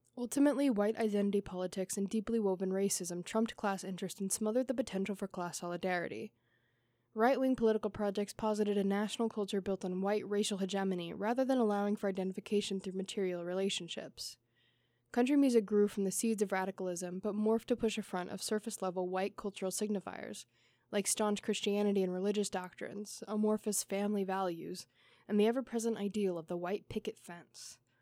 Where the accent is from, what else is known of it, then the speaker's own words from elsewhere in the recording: Missouri, United States; now in Hanover, United States; I grew up in Missouri